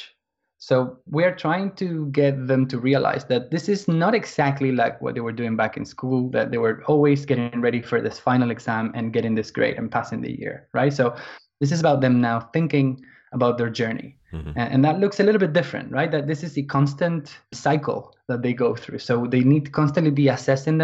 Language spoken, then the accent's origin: English; Argentina; now in London, United Kingdom; I'm from Argentina, originally. But I've been living in England.